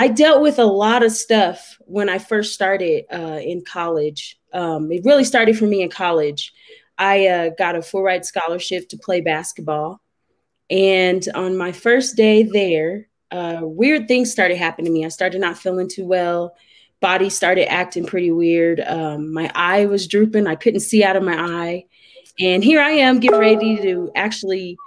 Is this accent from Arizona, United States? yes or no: no; Denver, Colorado, United States; now in Colorado Springs, United States; I am from Denver, Colorado. Currently, I live in Colorado Springs, Colorado, and I love it. So I am a Colorado native.